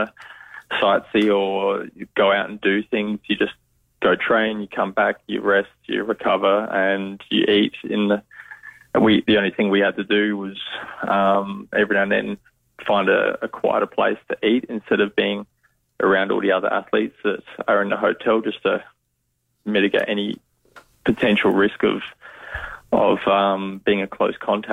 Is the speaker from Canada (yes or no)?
no; Adelaide, South Australia, Australia; I grew up young days. I was in Salisbury Heights, and we moved closer to the city in Vale Park